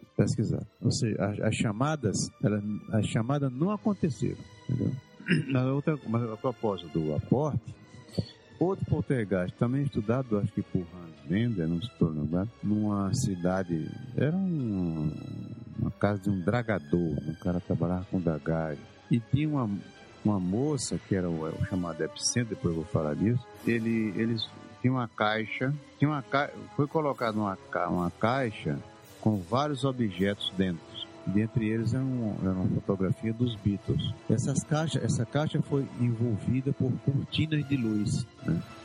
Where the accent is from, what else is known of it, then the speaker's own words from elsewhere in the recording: Mossoró, Rio Grande do Norte, Brazil; moved away; also born or lived in Natal / Manaus; eu sou do Rio Grande do Norte, eu morei em Natal 20 anos, ou 21 anos, mas nasci na cidade de Mossoró, no sertão do Rio